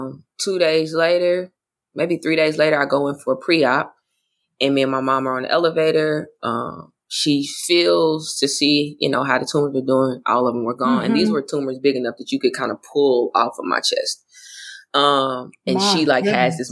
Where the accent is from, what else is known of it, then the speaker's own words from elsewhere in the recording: Oklahoma, United States; moved away; also born or lived in Florida; I grew up in a Baptist church, but I'm also from Oklahoma.